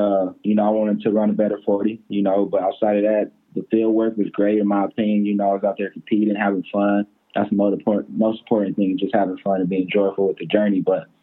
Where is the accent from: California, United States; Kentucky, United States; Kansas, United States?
California, United States; Pasadena; now in Westlake Village, United States; Yeah, so pretty much I'm sectioned in Westlake, California. I'm from Pasadena, California, but I'm in Westlake Village.